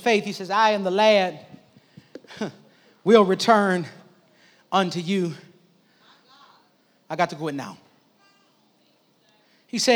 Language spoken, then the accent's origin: English; Midwest, United States; I grew up in the Midwest